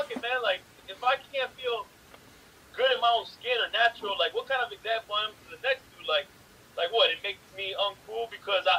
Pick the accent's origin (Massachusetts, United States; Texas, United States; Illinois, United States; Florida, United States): Florida, United States; Miami; I'm from Miami, I'm from the South